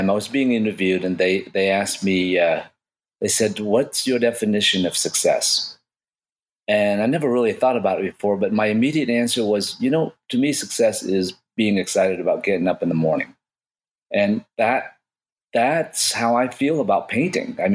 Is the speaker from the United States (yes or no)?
no; Vietnam; I made about about fourteen thousand dollars and and I come from Vietnam, I didn't have much of money at all.